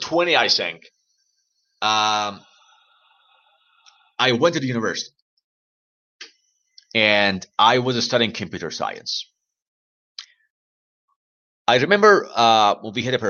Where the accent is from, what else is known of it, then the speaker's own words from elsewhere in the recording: Iran; English is a second language; my country, Iran